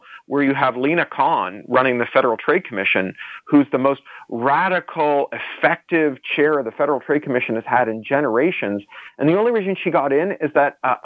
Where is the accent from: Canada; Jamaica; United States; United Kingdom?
Canada; I'm a Canadian